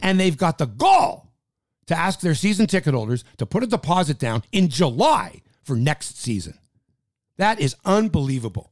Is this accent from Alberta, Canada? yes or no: no; Toronto, Ontario, Canada; we're from Toronto